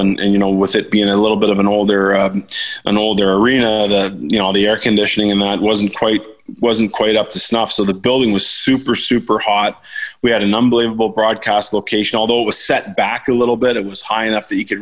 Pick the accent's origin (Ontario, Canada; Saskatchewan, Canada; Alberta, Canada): Ontario, Canada; Mississauga; I grew up in Mississauga. I don't live there anymore